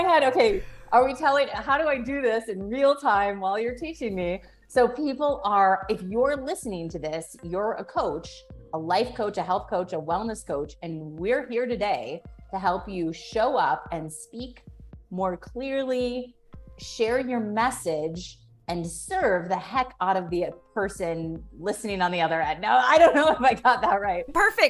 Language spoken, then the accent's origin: English; Orange County, California, United States; I'm from Orange County, California